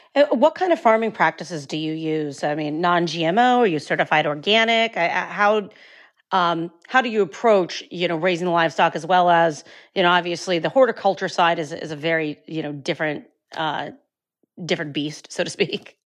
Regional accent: Northeastern Ohio, United States; I come from Northeastern Ohio

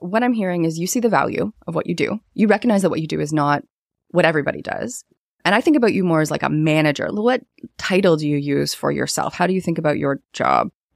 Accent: Canada; as a Canadian, so I'm Canadian

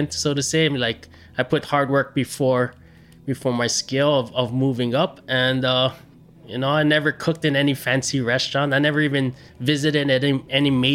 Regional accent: Hilo, Hawaii, United States; also born or lived in Maui; I grew up in this small little town on the east side called Hilo.

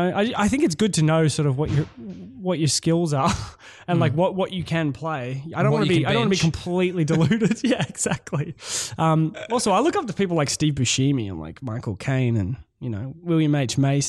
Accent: Melbourne, Victoria, Australia; accent: Australian; moved away as an adult; now in Los Angeles, United States; I auditioned American and then they found out I was Australian.

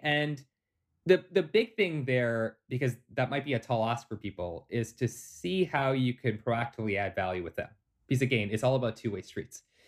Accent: Toronto, Ontario, Canada; born and raised in Toronto, Canada

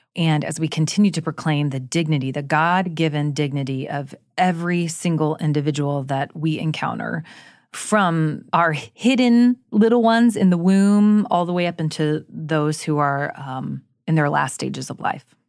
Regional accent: Jacksonville, Florida, United States; I too have lived through several hurricanes growing up in Florida

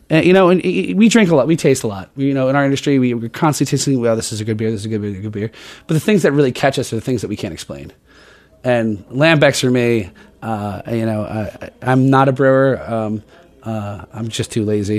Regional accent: New Jersey, United States; I'm from Jersey. We love pork roll

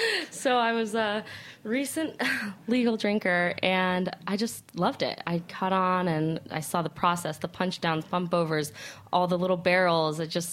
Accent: Aspen, Colorado, United States; moved away; also born or lived in Arizona; So I'm originally from Aspen, Colorado. Small town.

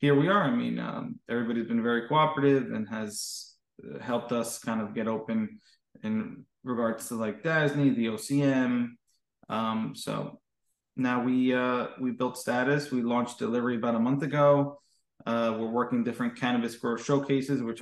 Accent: Hudson County, New Jersey, United States; also born or lived in New York; I grew up in Hudson County, New Jersey

